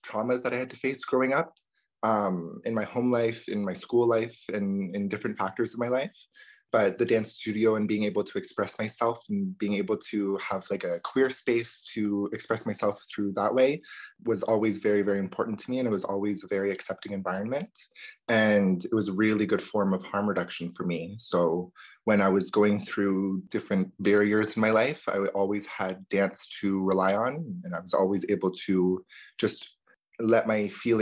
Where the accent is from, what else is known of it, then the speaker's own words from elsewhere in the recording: Ottawa, Ontario, Canada; also born or lived in Rankin Inlet, Nunavut; my family moved down to Ottawa when I was around 3 or 4 years old.